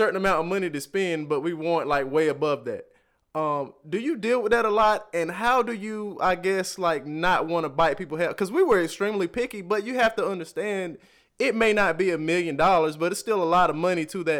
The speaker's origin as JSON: {"language": "English", "region": "the South", "country": "United States", "said": "and I'm from the South, like I said before. So, and I've never even been to California"}